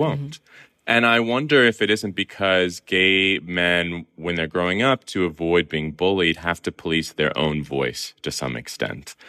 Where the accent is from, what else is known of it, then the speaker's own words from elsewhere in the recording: Southern California, United States; accent: Southern Californian; the Southern Californian that I am